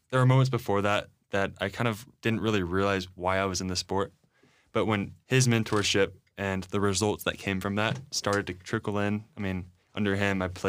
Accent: Dallas, Texas, United States; I'm from Dallas. {S1} That's right. {S2} Okay, Born in Dallas. Have never moved.

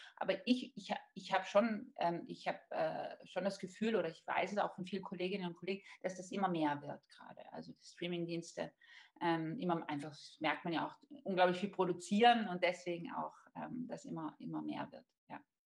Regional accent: South Tyrol, Trentino-Alto Adige, Italy; now in Vienna, Austria; Ich komme eben aus Südtirol und ich bin wirklich mit Theater aufgewachsen

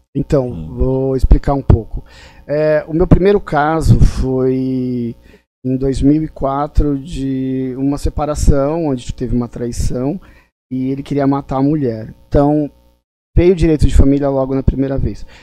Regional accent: São Paulo, Brazil; also born or lived in Limoeiro, Pernambuco; eu sou de Limoeiro, Pernambuco, então eu sou migrante. Eu vim para cá é, em São Paulo com três meses de idade

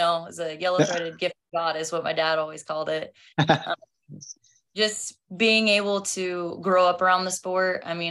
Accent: Oxford, Kansas, United States; moved away; also born or lived in Clearwater, Kansas; So just a small town kid. I came from Oxford, Kansas before I moved to Clearwater.

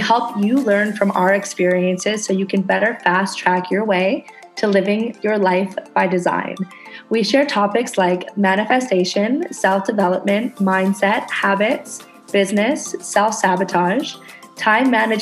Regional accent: Canada; now in Indonesia; I'm a Canadian girl living on a tiny ass tropical island in Indonesia

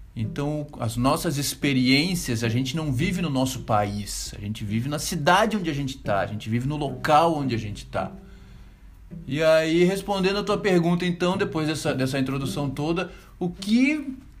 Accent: Florianópolis, Santa Catarina, Brazil; moved away as an adult; uma cidade onde eu vivi 35 anos da minha vida, onde a minha mãe ainda mora, onde eu conheço cada esquina

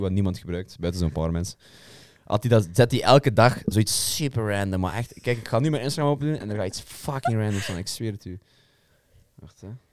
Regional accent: Belgium; mij als Belg

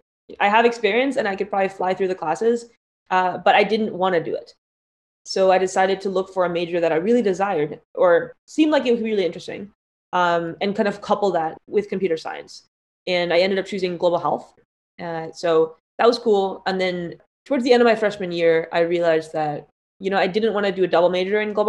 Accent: Palo Alto, California, United States; I grew up in the Bay Area, in Palo Alto, surrounded by all the large tech companies

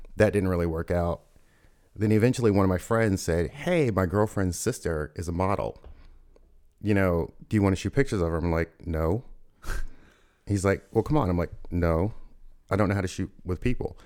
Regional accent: Louisville, Kentucky, United States; moved away as an adult; I grew up in Louisville, Kentucky

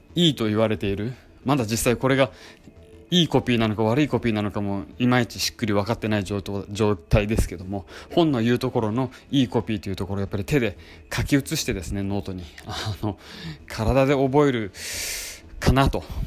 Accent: Hokkaido, Japan; moved away as an adult; 実は私は北海道のあの出身で、えー、18歳まで北海道に住んでいて

